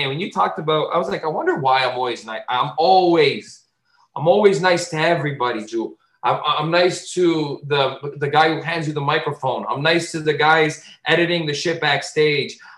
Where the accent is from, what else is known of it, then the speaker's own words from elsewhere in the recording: Azores, Portugal; accent: Azorean; I grew up in the Portuguese community. If you're a mainlander, you're mean to islanders, and people were always mean to me because I spoke like an islander. I spoke like an Azorean.